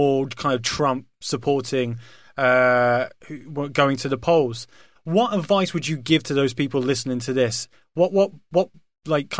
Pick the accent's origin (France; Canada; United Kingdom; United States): United Kingdom; as a Brit